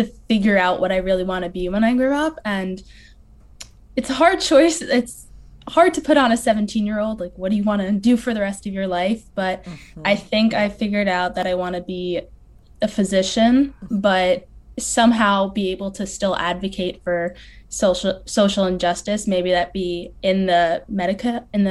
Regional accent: Northern New Jersey, United States; I'm from Northern New Jersey

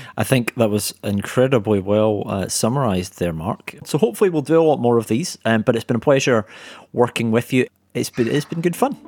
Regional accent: Scotland, United Kingdom; now in London, United Kingdom; a fellow Scot

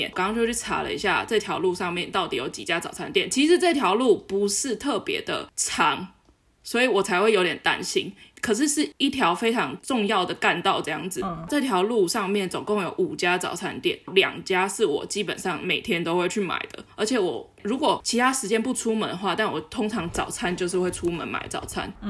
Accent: Taoyuan, Taiwan; 我是桃园人

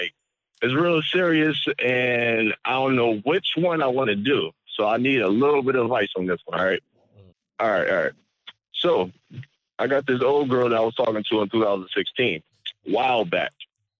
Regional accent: Detroit, Michigan, United States; I'm from Detroit.

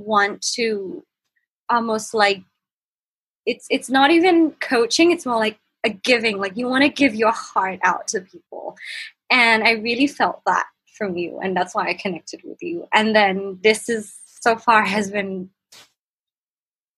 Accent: Bangkok, Thailand; I'm from Bangkok, Thailand, and I'm 24

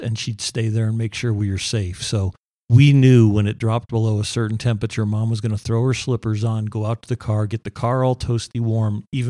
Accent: Southfield, Michigan, United States; also born or lived in Buffalo, New York; now in Nevada, United States; I was born in Buffalo, New York, and then went to a lot of schooling in Southfield, Michigan, really cold winters.

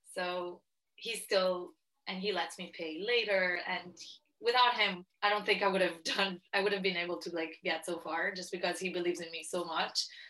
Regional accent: Italy; moved away; growing up in Italy, um, I mean, it's very different because very different for me than for other people, just because I'm Jewish and Orthodox.

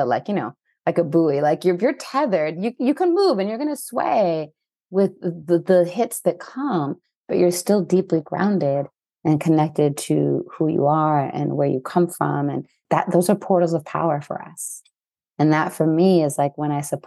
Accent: Mexico; growing up in Mexico

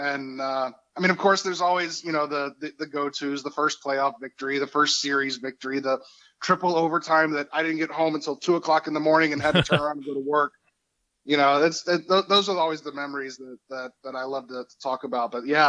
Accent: Philadelphia, Pennsylvania, United States; moved away; So, actually, my first hockey memory was my father and I when we were in Philadelphia. I moved here from Philadelphia some odd years ago.

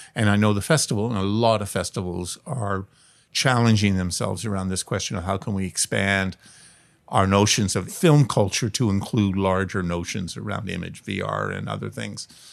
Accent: Toronto, Ontario, Canada; now in Vancouver, Canada; I grew up in Toronto

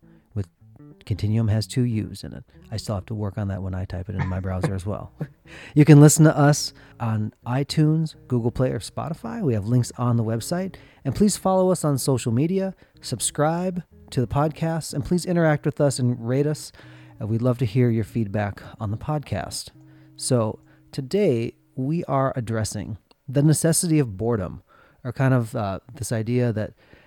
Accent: Minnesota, United States; growing up in Minnesota

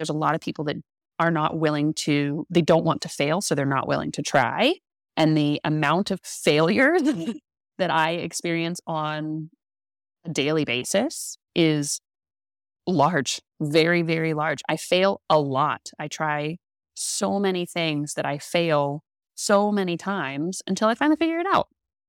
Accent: California, United States; I came from California to be here.

